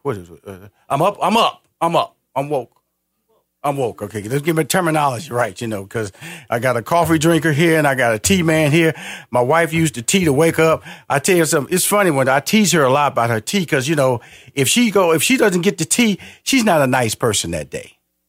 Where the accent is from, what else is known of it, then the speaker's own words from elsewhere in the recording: Houston, Texas, United States; I'm from Houston, Texas, big barbecue country.